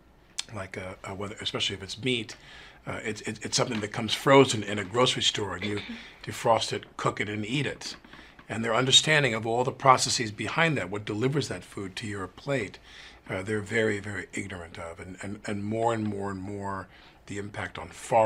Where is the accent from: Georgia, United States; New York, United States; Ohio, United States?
New York, United States; I grew up in New York where you turned on, I still drink New York City tap water